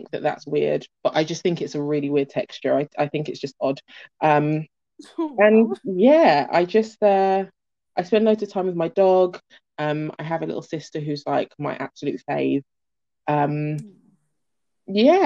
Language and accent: English; London, United Kingdom; also born or lived in Birmingham / Florida; I grew up in West London.